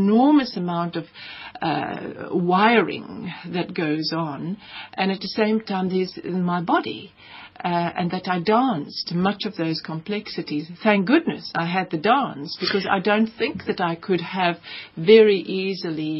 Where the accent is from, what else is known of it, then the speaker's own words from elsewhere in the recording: South Africa; also born or lived in Namibia; I'm archetypally South African